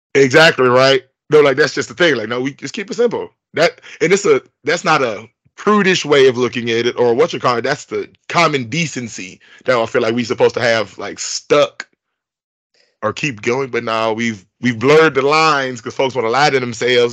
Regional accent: Bellwood, Illinois, United States; I'm from Bellwood, Illinois

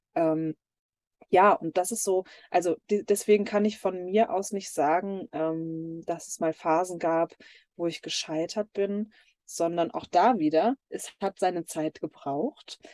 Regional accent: near Dortmund, North Rhine-Westphalia, Germany; ich komme gebürtig aus Nordrhein-Westfalen und da ist auch noch mein Elternhaus bei Dortmund.

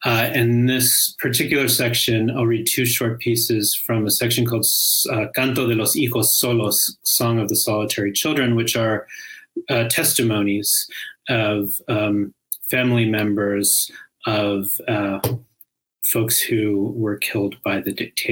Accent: Pittsburgh, Pennsylvania, United States; now in Chicago, United States; I am in Chicago right now, but I am from Pittsburgh

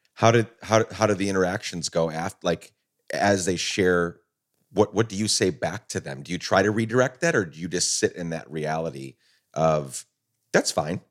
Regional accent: Guatemala; also born or lived in New York, United States; now in United States; I was born in New York, grew up, my dad's a Guatemalan immigrant, grew up in Guatemala

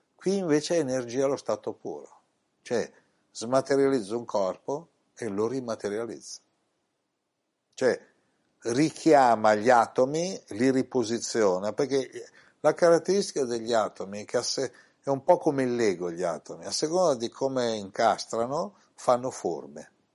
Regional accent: Italy; in questa incarnazione sono nato in Italia

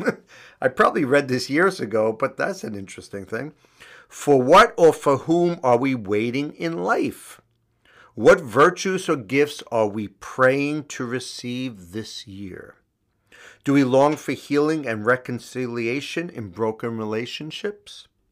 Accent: New York City, New York, United States; Astoria, Queens, um, my hometown

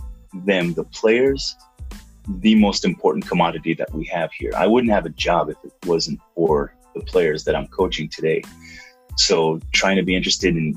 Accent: Israel; moved away as an adult; now in United States; I grew up in Israel

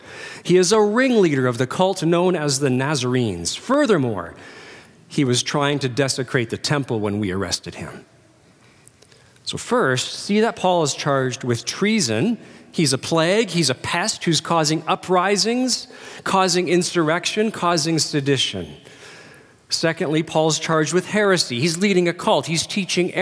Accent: Langley, British Columbia, Canada; We grew up in Langley.

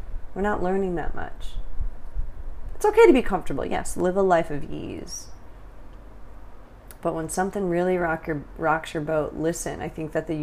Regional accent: California, United States; moved away as an adult; also born or lived in Taiwan / Thailand; now in Vietnam

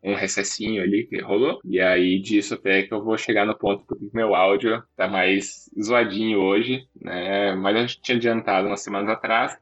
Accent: Maringá, Paraná, Brazil; now in Francisco Beltrão, Brazil; eu venho de Maringá, né, lá em Beltrão

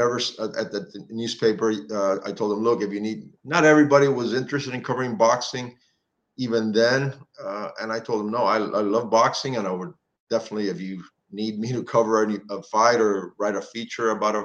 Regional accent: Miami, Florida, United States; also born or lived in Cuba; Being born in Cuba, growing up in Miami

